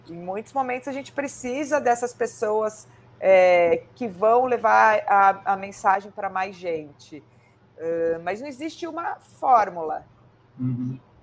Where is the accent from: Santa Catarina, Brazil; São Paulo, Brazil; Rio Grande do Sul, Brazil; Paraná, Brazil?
São Paulo, Brazil; somos de São Paulo